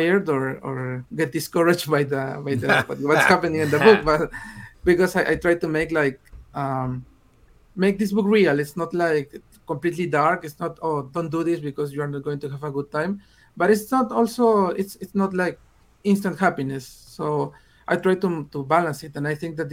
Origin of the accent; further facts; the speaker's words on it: Peru; English is a second language; I'm from Peru and I started writing in English